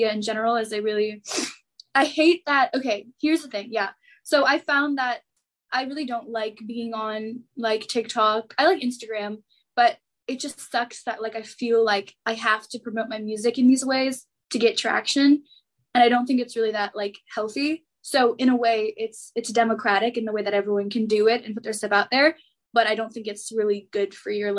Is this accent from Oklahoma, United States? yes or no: no; Los Angeles, California, United States; moved away as an adult; now in Washington, D.C., United States; I'm from Los Angeles and go to school back east